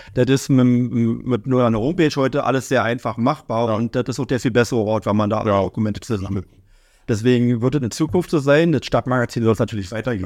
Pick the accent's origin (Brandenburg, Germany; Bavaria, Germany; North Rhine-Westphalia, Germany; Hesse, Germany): Brandenburg, Germany; Oranienburg; also born or lived in Berlin; ich bin in der Neustadt groß geworden